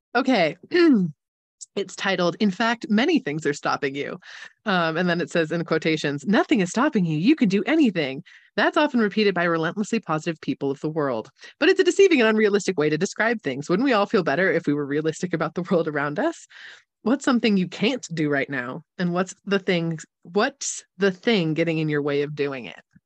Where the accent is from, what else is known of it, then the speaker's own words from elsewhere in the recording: California, United States; accent: Californian mixed with German influence; It's Californian mixed with a lot of really random German influence